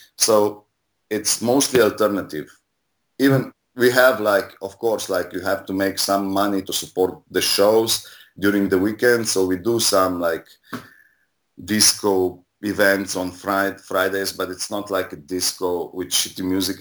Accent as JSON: {"language": "English", "country": "Slovenia", "tie": "born or raised there", "lives_now": "Ljubljana, Slovenia", "said": "my first show I, I did when I was 17 in 95. Um, and it was like a punk rock show in my hometown. And then in 97, I moved to Ljubljana"}